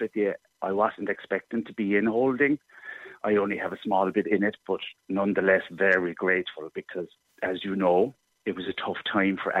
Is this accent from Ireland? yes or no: yes; Cobh, Munster, Ireland; I love my hometown of Cove